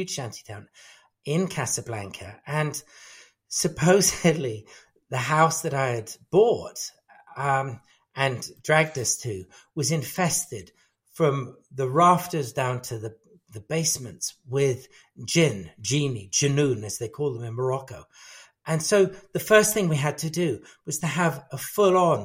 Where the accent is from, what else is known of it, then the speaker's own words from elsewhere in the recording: England, United Kingdom; I was brought up in England, my ancestral background is, a big mixture of British and Afghan and Parsi